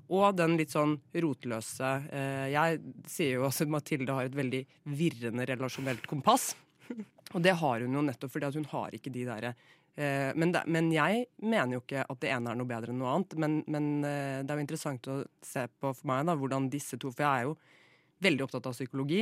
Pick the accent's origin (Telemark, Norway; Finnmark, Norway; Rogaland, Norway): Telemark, Norway; Flatdal; born or raised there